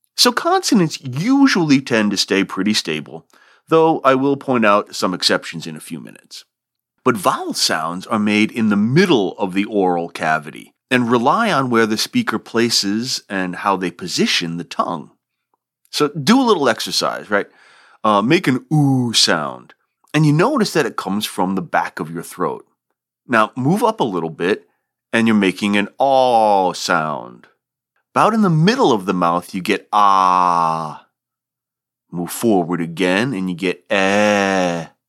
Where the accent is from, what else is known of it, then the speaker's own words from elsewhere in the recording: Rhode Island, United States; accent: non-rhotic R-dropping; moved away; I'm originally from Rhode Island and that region features a non rhotic R dropping dialect